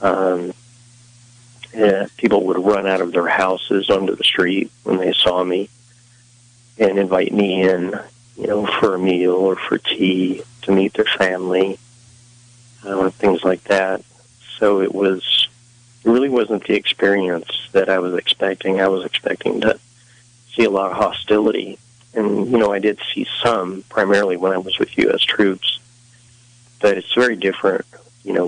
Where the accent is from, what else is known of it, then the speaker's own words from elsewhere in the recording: West Virginia, United States; I'm from West Virginia